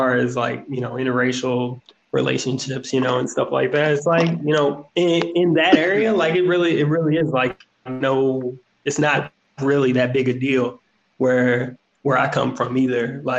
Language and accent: English; Louisville, Kentucky, United States; Like, I'm from Louisville, so most of the schools are mixed, you know, in the urban areas.